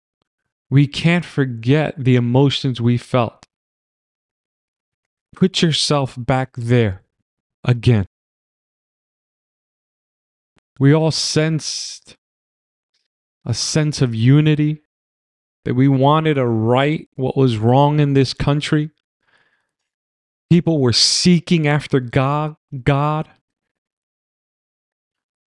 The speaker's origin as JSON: {"language": "English", "town": "New York City", "region": "New York", "country": "United States", "tie": "born or raised there", "also_born_or_lived": "Manhattan", "said": "I was raised in the Bronx"}